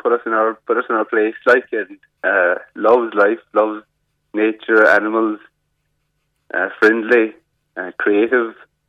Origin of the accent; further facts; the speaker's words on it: Cork, Munster, Ireland; moved away; I'm originally from Cork